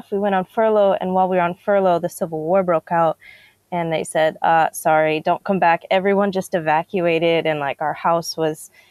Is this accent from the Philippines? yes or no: no; DR Congo; I grew up in Congo, the Democratic Republic of Congo